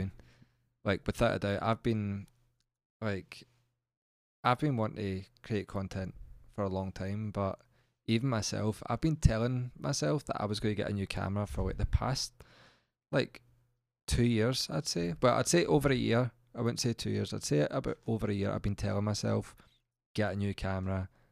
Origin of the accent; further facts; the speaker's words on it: Central Belt, Scotland, United Kingdom; we've grew up in a central belt